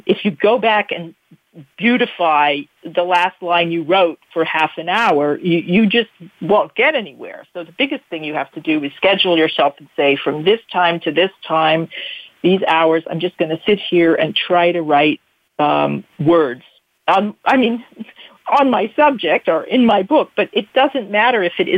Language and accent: English; United States; moved away as an adult; now in Bern, Switzerland; I'm an American, I've lived there now longer than anywhere I've ever lived